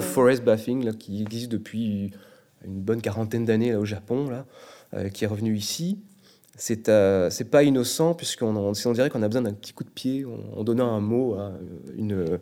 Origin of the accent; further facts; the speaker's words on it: Brittany, France; moved away as an adult; now in Quebec, Canada; je viens du bord de la mer, je suis breton, euh, je suis né en France